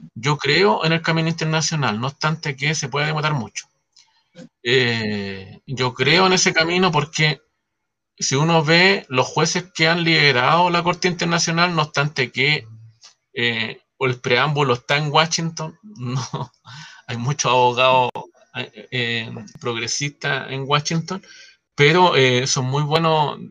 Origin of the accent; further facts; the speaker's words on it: San Miguel, Santiago Metropolitan Region, Chile; yo soy de San Miguel